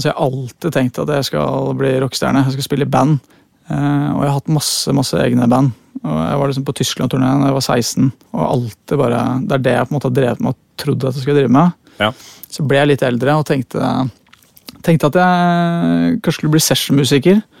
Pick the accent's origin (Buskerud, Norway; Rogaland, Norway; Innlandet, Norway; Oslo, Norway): Oslo, Norway; jeg eh, kommer fra Høybråten. Ja. Født og oppvokst. Det er jo akkurat innafor Oslo.